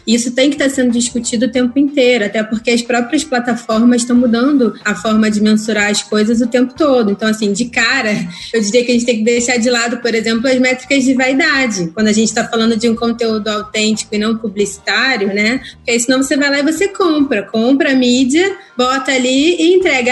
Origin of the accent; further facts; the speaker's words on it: Brazil; a gente é brasileiro